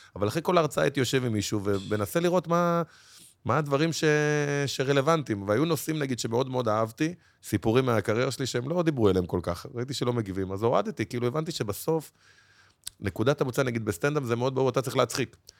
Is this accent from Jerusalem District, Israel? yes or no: no; Bnei Brak, Tel Aviv District, Israel; גדלתי במקלט, בשכונת פרדס-כץ